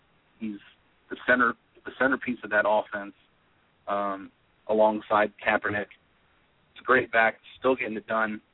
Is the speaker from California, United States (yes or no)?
yes; California, United States; I grew up in California.